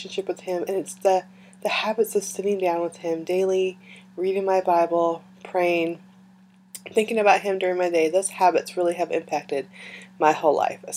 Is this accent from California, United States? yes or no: yes; California, United States; moved away; I grew up in California, I was born there